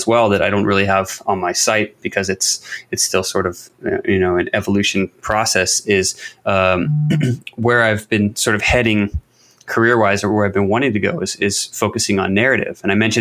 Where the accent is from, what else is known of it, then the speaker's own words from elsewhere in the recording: United States; as an American